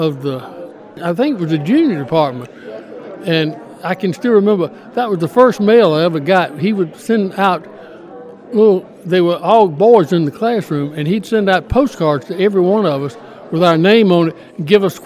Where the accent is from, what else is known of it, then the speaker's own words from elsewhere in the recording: Macon, Georgia, United States; Becky and I grew up in Cherokee Heights. Mom and Daddy started going in Cherokee Heights in 1946. I think they moved to Macon in 44